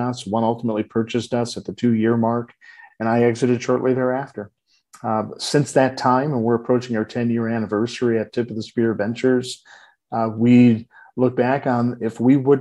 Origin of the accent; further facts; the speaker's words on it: Detroit, Michigan, United States; I was born and raised in Detroit